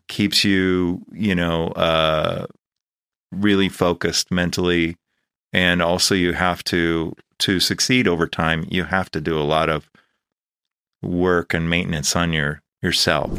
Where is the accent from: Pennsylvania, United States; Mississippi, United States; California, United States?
California, United States; Los Angeles; also born or lived in Chicago / Valley Village; I was born here in Panorama City, and my family lived here